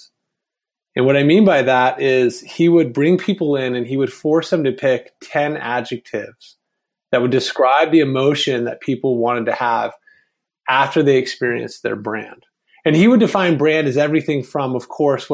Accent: Vienna, Virginia, United States; the town I grew up in Vienna, Virginia

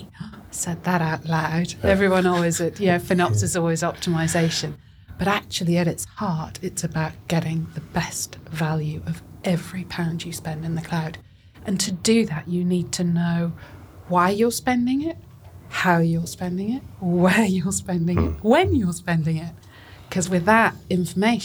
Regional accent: Scotland, United Kingdom; I come from Scotland.

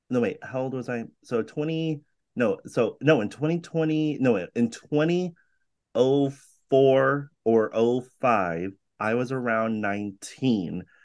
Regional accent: California, United States; You know, I'm very Californian.

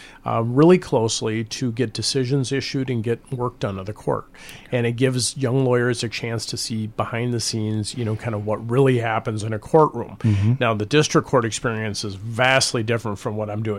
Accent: Rochester, Minnesota, United States; I grew up in Rochester

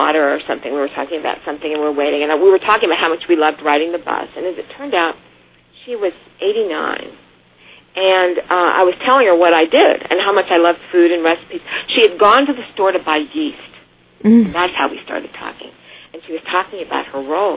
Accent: Missouri, United States; I grew up in Missouri, my family from Mobile for five generations

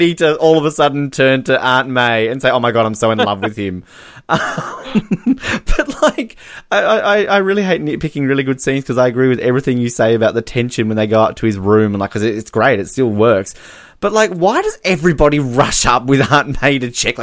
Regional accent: Australia; I'm Australian

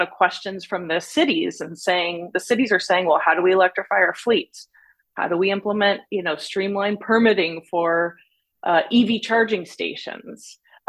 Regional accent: San Diego, California, United States; also born or lived in New York / Germany; Actually born in New York, but raised in San Diego. My dad was in the Air Force. We moved to Germany, but then back to San Diego.

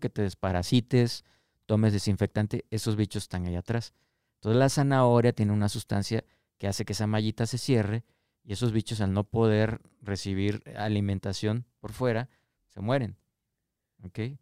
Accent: Tabasco, Mexico; moved away; also born or lived in Canada; allá en mi tierra, Sevilla Hermosa Tabasco

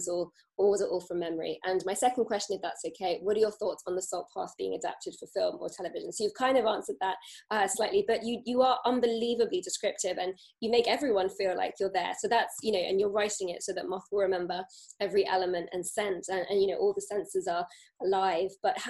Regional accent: South West England, United Kingdom; I grew up in Cornwall, so it was wonderful to read and recognise the places

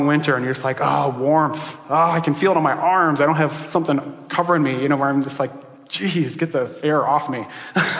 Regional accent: Iowa, United States; I grew up in Iowa, but I didn't grow up in that part of Iowa.

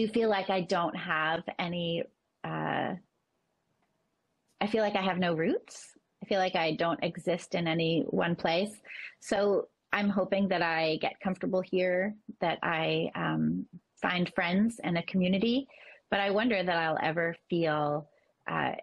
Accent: Northeast, United States; I'm from the Northeast.

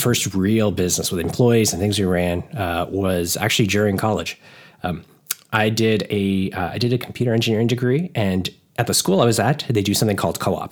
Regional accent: Toronto, Ontario, Canada; we're in Canada. So yeah, like the Toronto area.

